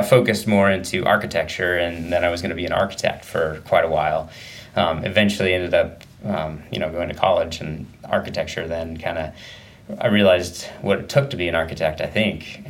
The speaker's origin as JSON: {"language": "English", "town": "Medford", "region": "Oregon", "country": "United States", "tie": "born or raised there", "also_born_or_lived": "Sacramento", "said": "most of the time went to school and everything in Southern Oregon, Medford area, and I grew up there"}